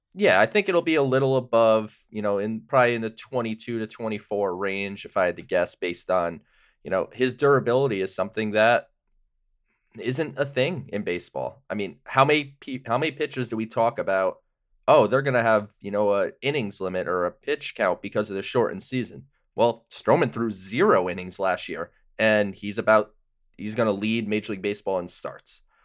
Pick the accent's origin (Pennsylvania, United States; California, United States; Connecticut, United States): Connecticut, United States; I'm from Connecticut